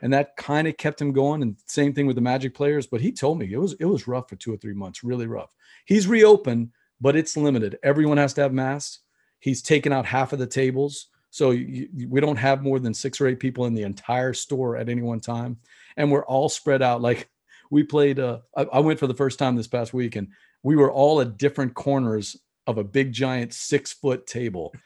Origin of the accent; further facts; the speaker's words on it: Louisiana, United States; I'm from Louisiana